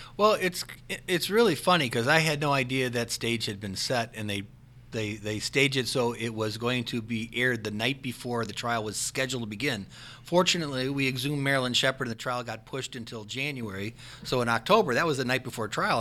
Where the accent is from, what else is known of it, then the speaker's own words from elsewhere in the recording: Parma, Ohio, United States; I grew up in Parma and I'm still in that area